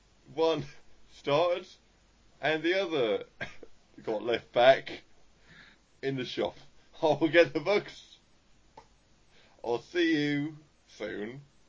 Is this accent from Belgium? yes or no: no; Australia; And I'm not even actually from London, I'm from Australia, which is why earlier I said Bonzer